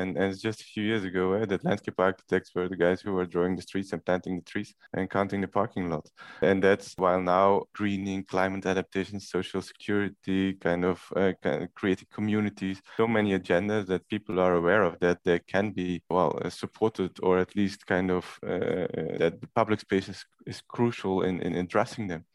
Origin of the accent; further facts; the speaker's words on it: Belgium; now in Rotterdam, Netherlands; I'm from Belgium, so I'm not Dutch